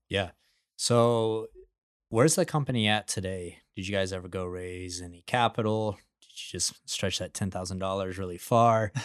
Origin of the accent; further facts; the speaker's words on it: Midland, Texas, United States; I grew up in Midland, Texas, the biggest oil field in the United States